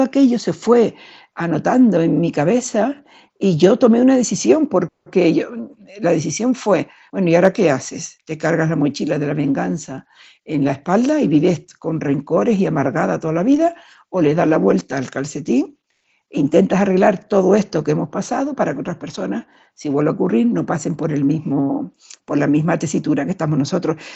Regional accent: Canary Islands, Spain; now in Madrid, Spain; Yo vivo en Madrid, aunque soy canaria

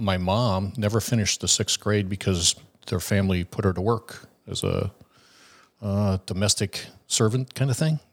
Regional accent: Watertown, Wisconsin, United States; moved away; a little city between Madison and Milwaukee, Wisconsin called Watertown

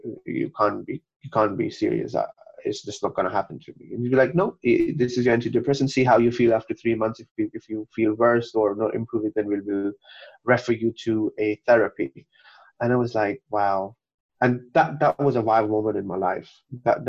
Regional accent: Kuwait; moved away; also born or lived in Pakistan; I was born and brought up in Kuwait

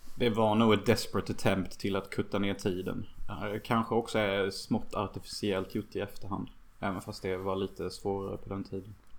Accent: Sweden; I min by där jag växte upp

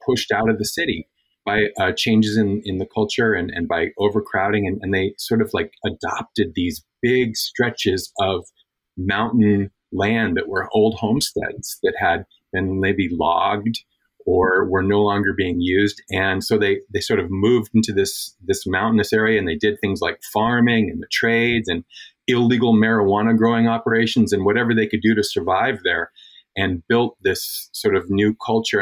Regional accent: Alaska, United States; moved away; also born or lived in Mendocino County, California; I grew up in Alaska, but I spent a bunch of time working in rural California in Mendocino County

